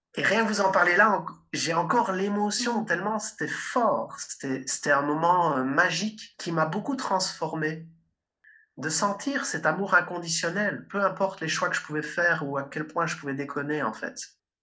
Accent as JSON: {"language": "French", "town": "Liège", "region": "Wallonia", "country": "Belgium", "said": "moi aussi je viens de Liège, en Belgique."}